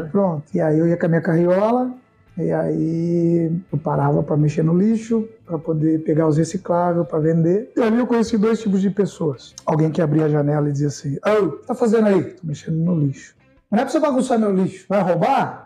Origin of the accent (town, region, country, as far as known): Piracicaba, São Paulo, Brazil; born or raised there; also born or lived in Sorocaba